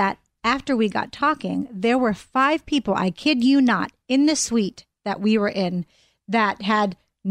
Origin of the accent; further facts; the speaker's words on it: Pittsburgh, Pennsylvania, United States; They know I'm from Pittsburgh